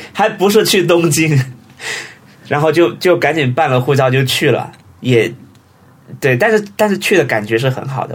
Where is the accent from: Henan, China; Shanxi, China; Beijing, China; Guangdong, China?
Guangdong, China; Huizhou; also born or lived in Shenzhen; 我是惠州，哦，惠州。就在深圳旁边